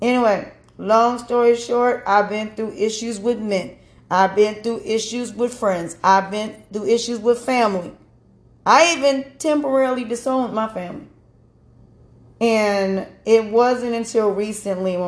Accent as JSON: {"language": "English", "region": "North Carolina", "country": "United States", "said": "I'm from North Carolina"}